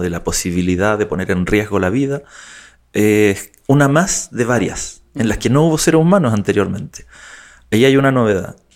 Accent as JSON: {"language": "Spanish", "country": "Chile", "also_born_or_lived": "United Kingdom", "said": "de Chile, con identidad británica también, eh, circunstancialmente"}